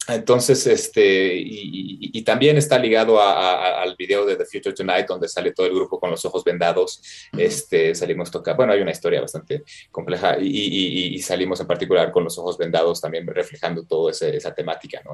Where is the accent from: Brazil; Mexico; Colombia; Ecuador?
Mexico; moved away; como mexicano